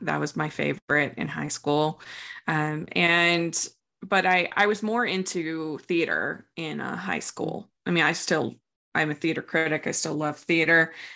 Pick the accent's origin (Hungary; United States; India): United States; Maryland; I grew up in Maryland